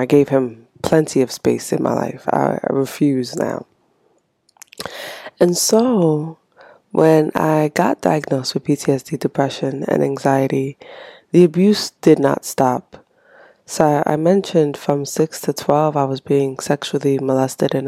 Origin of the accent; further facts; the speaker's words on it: Haiti; moved away; I was born and raised in Haiti, so I came here with my mom